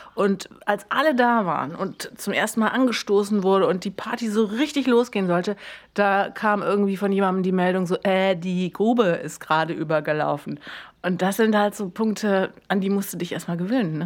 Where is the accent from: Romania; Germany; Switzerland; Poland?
Germany; Berlin; ich als waschechte Bulette